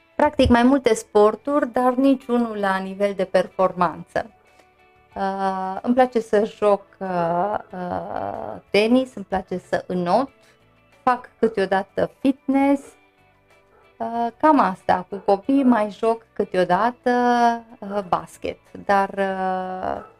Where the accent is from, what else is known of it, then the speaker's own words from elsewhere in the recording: Târgu Mureș, Mureș County, Romania; eu m-am născut în Târgu Mureș, am învățat în Târgu Mureș, am trăit de când mă știu în Târgu Mureș